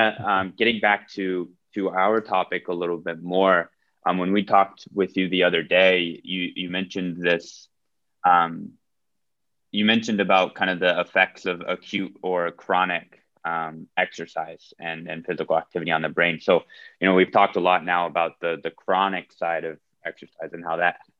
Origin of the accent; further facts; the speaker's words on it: United States; moved away as an adult; now in Finland; I grew up in the American school system